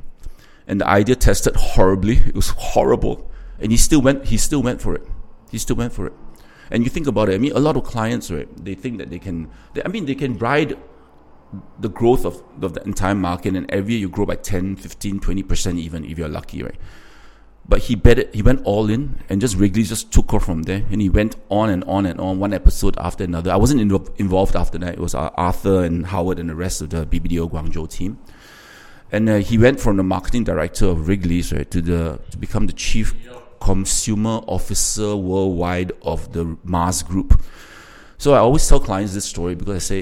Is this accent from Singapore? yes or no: yes; Singapore; moved away; being Singaporean